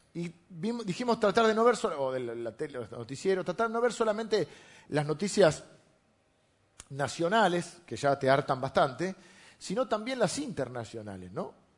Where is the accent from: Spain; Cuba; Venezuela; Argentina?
Argentina; La Plata, Buenos Aires Province; yo nací en La Plata